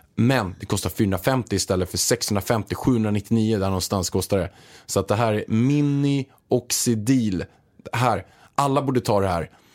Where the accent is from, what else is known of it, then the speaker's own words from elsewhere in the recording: Småland, Sweden; moved away; jag kommer egentligen från Småland